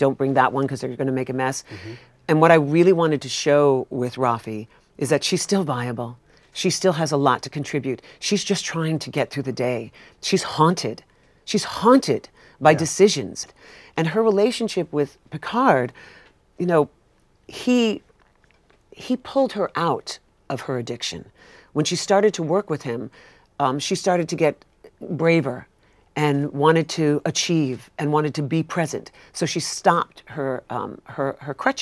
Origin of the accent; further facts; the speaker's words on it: New York, United States; I'm a New Yorker